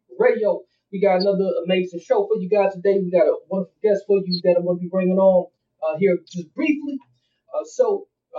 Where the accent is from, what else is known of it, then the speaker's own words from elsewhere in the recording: Milwaukee, Wisconsin, United States; my hometown, Milwaukee, Wisconsin